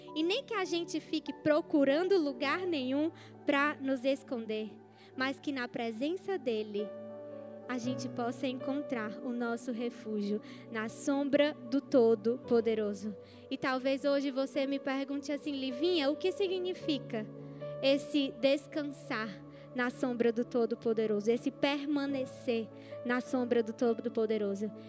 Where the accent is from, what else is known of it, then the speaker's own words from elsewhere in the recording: Ceará, Brazil; Nós somos cearenses